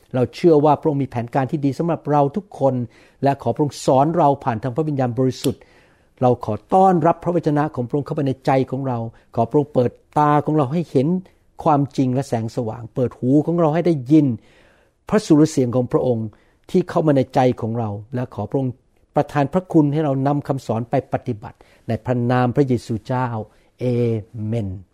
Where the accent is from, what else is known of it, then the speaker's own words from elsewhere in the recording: Thailand; also born or lived in Bangkok; ผมเองก็เป็นคนไทย